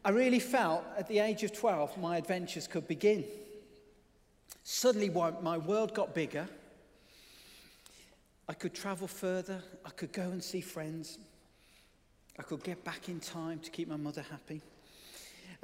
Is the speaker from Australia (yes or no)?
no; Birmingham, West Midlands, United Kingdom; being able to explore the suburban wilds of Birmingham, if you hadn't already worked that out from my accent